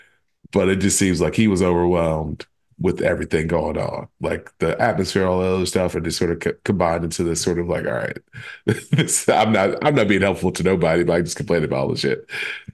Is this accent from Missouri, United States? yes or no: no; the Bay Area, California, United States; I'm a California kid, man. I grew up in the Bay.